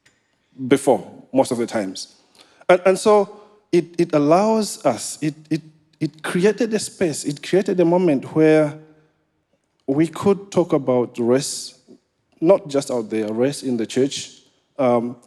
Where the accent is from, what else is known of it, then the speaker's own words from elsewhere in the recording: Malawi; also born or lived in St. Paul, Minnesota; now in Liverpool, United Kingdom; I come from Malawi. I am the crazy Malawian